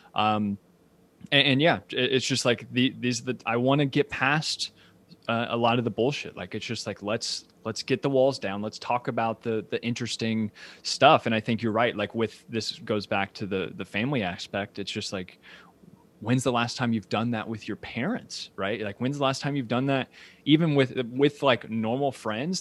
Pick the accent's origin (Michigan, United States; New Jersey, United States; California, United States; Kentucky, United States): Kentucky, United States; Ashland; moved away as an adult; also born or lived in New York City; now in Lexington, United States; I was born and raised in Asheville, Kentucky, which is about twenty thousand people.